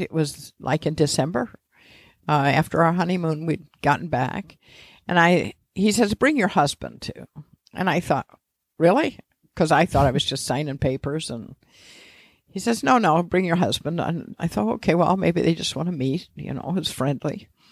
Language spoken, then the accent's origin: English; Mishawaka, Indiana, United States; also born or lived in Washington, D.C. / Bloomington, Indiana; I grew up in Mishawaka, next to South Bend.